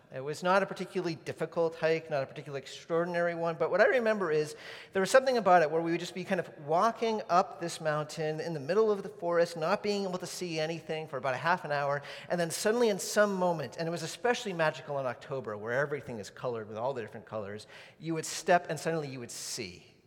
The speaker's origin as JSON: {"language": "English", "region": "New England", "country": "United States", "tie": "born or raised there", "said": "when I was a kid growing up in New England"}